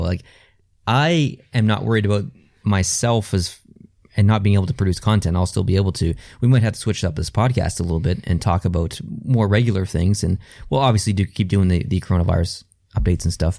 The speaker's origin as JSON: {"language": "English", "country": "Canada", "said": "I am Canadian and that I do live in this country"}